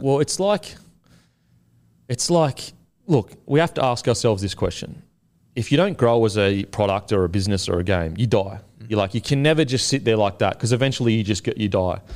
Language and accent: English; Queensland, Australia; I'm a Queenslander